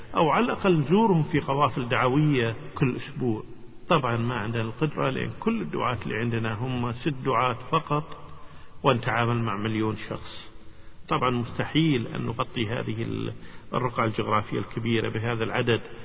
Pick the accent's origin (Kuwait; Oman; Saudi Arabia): Kuwait; أنا من الكويت